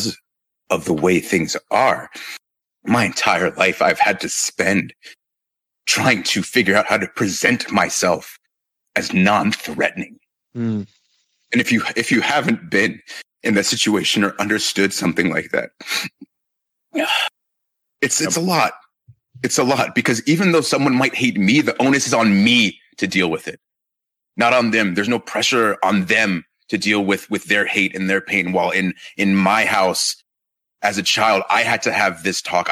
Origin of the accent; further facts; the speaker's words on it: Marietta, Georgia, United States; also born or lived in Inglewood, California; I grew up in Georgia in Marietta, spent the first couple of years in California in Inglewood. And then when I was about 7 years old, we moved to Georgia and was there for the majority of my life